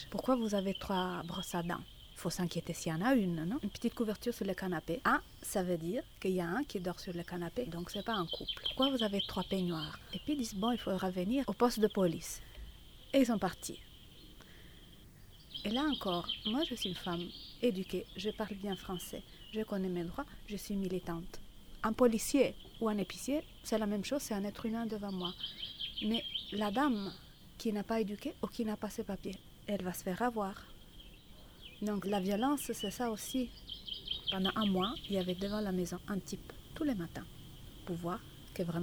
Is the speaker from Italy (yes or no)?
yes; Italy; French is a second language; now in Brussels, Belgium; Je suis italienne, je suis à Bruxelles depuis plus de 20 ans.